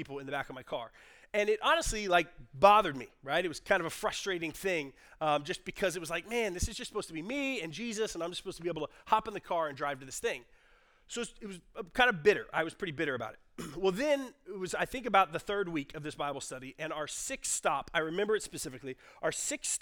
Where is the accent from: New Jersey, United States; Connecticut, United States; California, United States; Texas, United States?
Texas, United States; Garland; I grew up in Garland, and I was living in Garland at the time